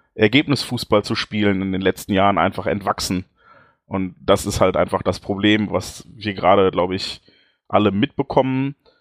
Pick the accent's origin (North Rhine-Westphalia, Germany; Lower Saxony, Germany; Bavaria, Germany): North Rhine-Westphalia, Germany; Dortmund; bei uns in Dortmund